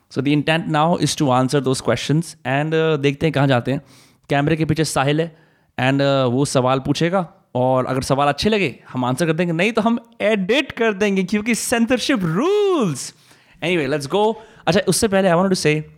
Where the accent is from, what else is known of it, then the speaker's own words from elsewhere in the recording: Faridabad, Haryana, India; मैं भी फरीदाबाद का